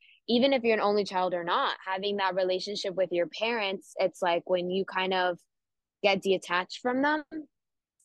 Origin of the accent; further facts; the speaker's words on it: Miami, Florida, United States; we're from Miami